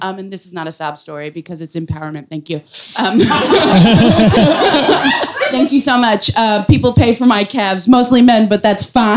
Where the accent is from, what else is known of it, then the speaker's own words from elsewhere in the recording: New York City, New York, United States; I am from Brooklyn. I, my family is foreign.